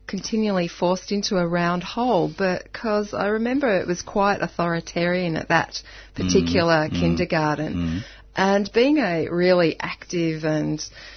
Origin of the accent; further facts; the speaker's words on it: Melbourne, Victoria, Australia; also born or lived in Tasmania; I was brought up in East Doncaster